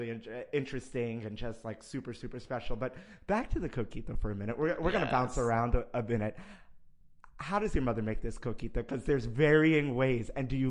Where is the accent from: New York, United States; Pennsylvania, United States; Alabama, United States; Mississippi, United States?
New York, United States; New York City; I'm from Brooklyn, because I'm born and raised in Brooklyn.